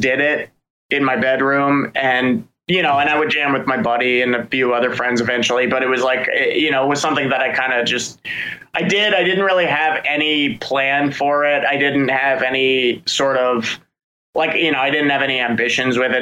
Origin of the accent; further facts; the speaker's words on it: Frederick, Maryland, United States; now in Baltimore, United States; I grew up in Frederick